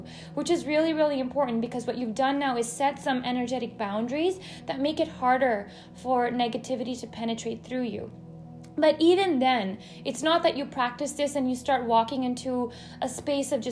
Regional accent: United States; growing up as an Indian American, I've always had both sides of me

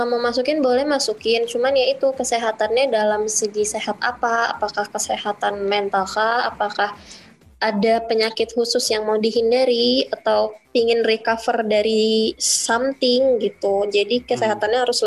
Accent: Padang, West Sumatra, Indonesia; asal dari Padang, umur 35 tahun

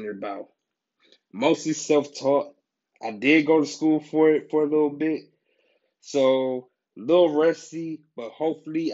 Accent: Cleveland, Ohio, United States; moved away as an adult; now in Los Angeles, United States; I'm from Cleveland, Ohio.

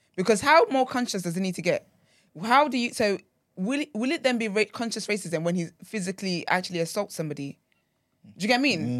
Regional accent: Nigeria; I'm very Nigerian

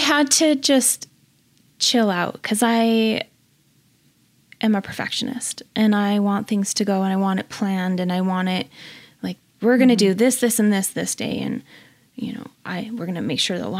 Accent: Orem, Utah, United States; also born or lived in Vernal, Utah; I was raised in Orem, Utah

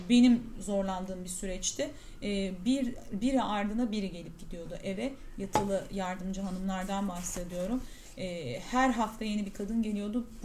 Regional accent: Mediterranean Region, Turkey; ben ya tabii ki biz şimdi Akdeniz insanıyız. Ee, bizim her şeyimiz tazecik. Pişiriyoruz, yiyoruz filan. Öyle büyüdüğüm için

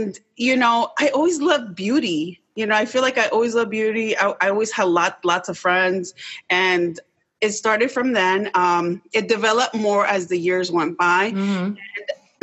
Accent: Rockville, Maryland, United States; I grew up in Rockville, Maryland

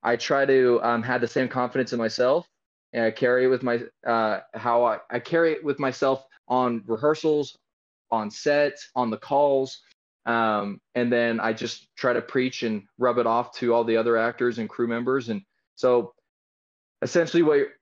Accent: Utah, United States; I was raised here in Utah

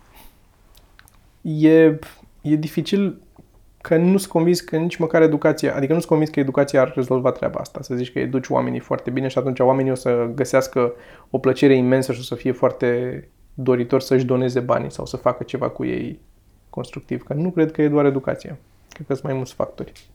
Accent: Romania; Noi ne-am născut în România

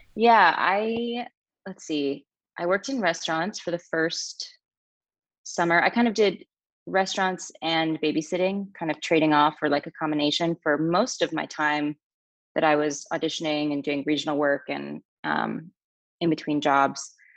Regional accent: Utah, United States; I grew up in Utah

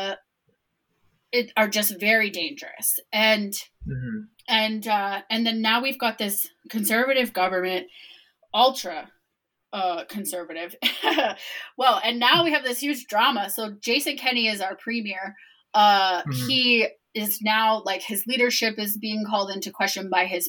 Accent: Toronto, Ontario, Canada; I was born in Toronto

